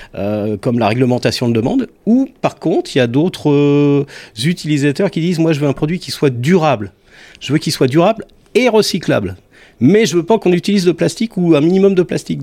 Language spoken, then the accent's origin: French; Savoy, Auvergne-Rhône-Alpes, France; je suis savoyard